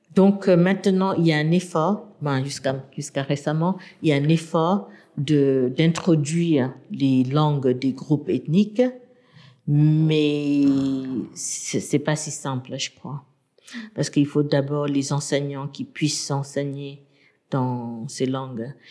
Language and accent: French; Yangon, Yangon Region, Myanmar; French is a second language; moved away as an adult; also born or lived in United States; now in France; j'ai grandi à Rangoon